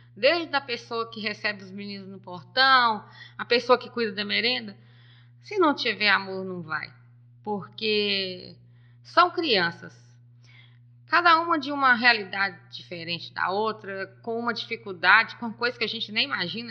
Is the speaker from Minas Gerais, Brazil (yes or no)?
yes; Nova Era, Minas Gerais, Brazil; eu sou de Nova Era, filho de Silvim da Rua Nova